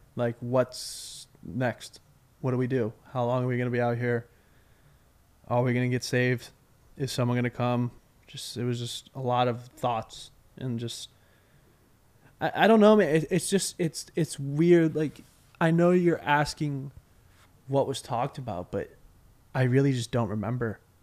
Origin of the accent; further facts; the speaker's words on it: Westborough, Massachusetts, United States; I'm from Westboro